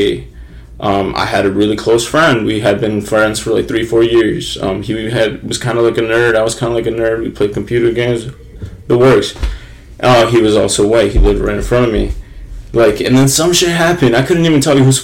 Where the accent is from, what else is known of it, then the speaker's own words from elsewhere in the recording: United States; being like an American kid, having grown up like with immigrant parents, having grown up in a trailer park